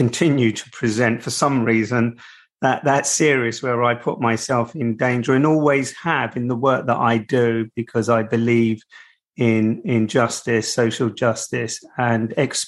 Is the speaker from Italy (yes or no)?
no; United Kingdom; I'm a British journalist, an investigative journalist.